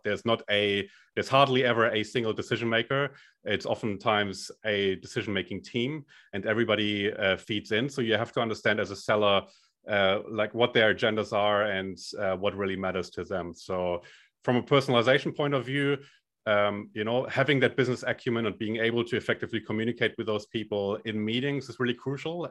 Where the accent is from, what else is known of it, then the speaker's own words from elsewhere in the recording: Germany; accent: German; moved away as an adult; now in Australia; I'm originally from Germany